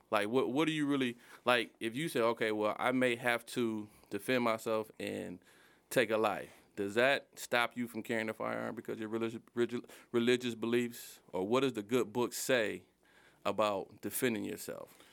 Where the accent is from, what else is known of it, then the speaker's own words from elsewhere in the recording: Detroit, Michigan, United States; I grew up in Southwest Detroit